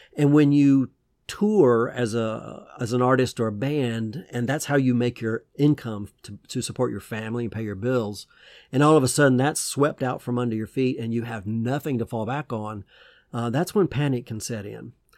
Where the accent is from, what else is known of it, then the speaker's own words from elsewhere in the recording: Georgia, United States; I used to go to drive-in movie theaters, uh, in my hometown in Georgia with my parents